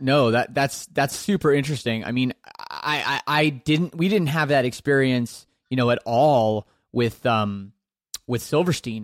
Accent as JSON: {"language": "English", "country": "Canada", "said": "I'm Canadian"}